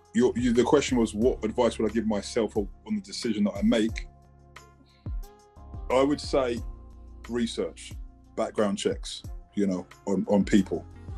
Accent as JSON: {"language": "English", "region": "South East England", "country": "United Kingdom", "said": "It hurts me because I'm from Kent and we thrive to think we had the best fish and chips in the world."}